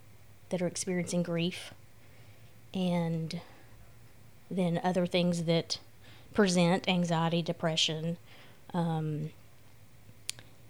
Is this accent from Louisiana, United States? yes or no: yes; Shreveport, Louisiana, United States; I am from Shreveport.